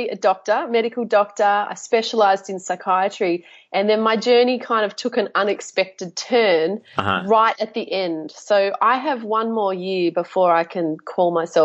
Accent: Melbourne, Victoria, Australia; I was born in Melbourne, raised in Melbourne, love Melbourne

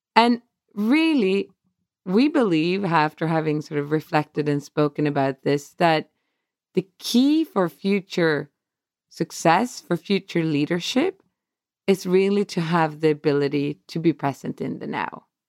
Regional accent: Stockholm, Stockholm County, Sweden; moved away as an adult; now in Atlanta, United States; my hometown, our hometown, Stockholm.

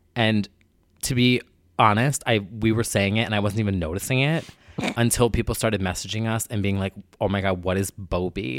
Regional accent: New Jersey, United States; I'm from New Jersey

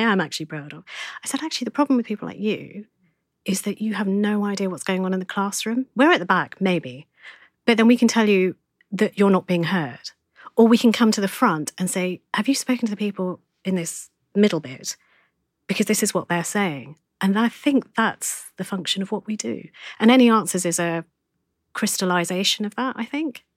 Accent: Essex, East of England, United Kingdom; also born or lived in London; I was born in Essex. I'm an Essex guy.

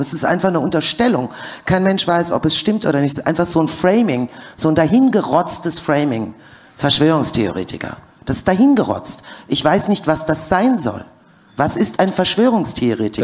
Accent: Germany; also born or lived in USSR; ich bin in der UdSSR groß geworden, besser gesagt geboren worden und bin dann wiederum in der BED aufgewachsen

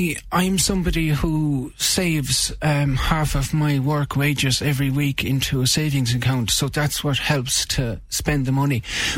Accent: Cloughjordan, Munster, Ireland; I'm from a place called Clochjordan in Tipperary.

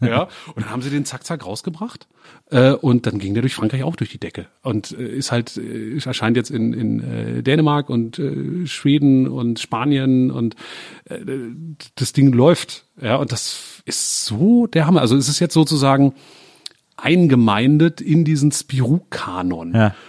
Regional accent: Germany; als Deutscher

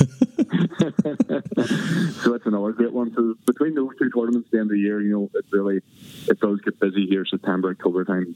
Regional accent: Belfast, Northern Ireland, United Kingdom; I'm from Belfast, so it's sort of my early, my earliest memory of golf is playing for the school golf team at Cliftonville Golf Club in Belfast

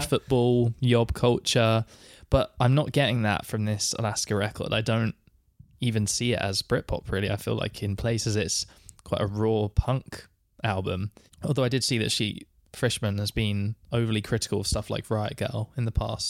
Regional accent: United Kingdom

